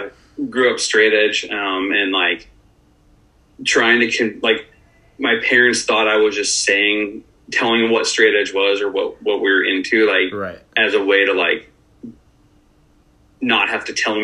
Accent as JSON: {"language": "English", "town": "Newbury Park", "region": "California", "country": "United States", "tie": "born or raised there", "lives_now": "Woodland Hills, United States", "said": "So I live in Woodland Hills now, Fernando Valley. I was actually born out here. And then my parents moved us out to Thousand Oaks when I was like seven or eight. So I grew up in Newbury Park outside of Thousand Oaks"}